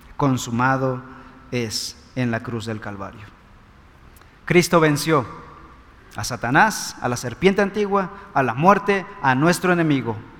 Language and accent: Spanish; Mexico